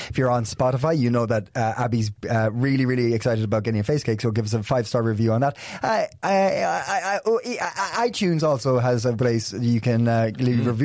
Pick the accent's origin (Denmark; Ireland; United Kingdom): Denmark; I'm Danish.